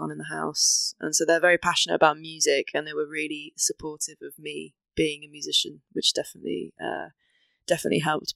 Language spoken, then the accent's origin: English; Wales, United Kingdom; now in England; growing up in Wales